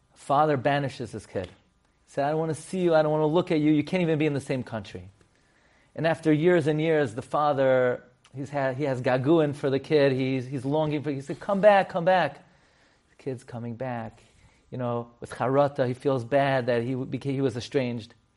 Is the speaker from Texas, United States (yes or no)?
no; New York City, New York, United States; I grew up on Emmet thirty-first. I would walk to Rav Miller's shul